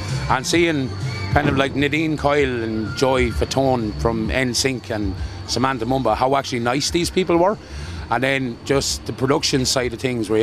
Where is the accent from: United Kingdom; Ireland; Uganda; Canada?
Ireland; Tullamore, Leinster; moved away as an adult; now in Galway, Ireland; I am originally from Tullamore in County Offaly, and I moved to Galway about 5 years ago.